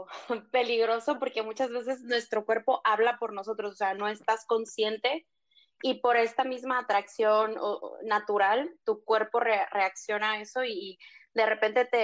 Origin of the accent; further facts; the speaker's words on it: Mazatlán, Sinaloa, Mexico; Sí, yo soy este mazatleca, soy de Mazatlán, Sinaloa.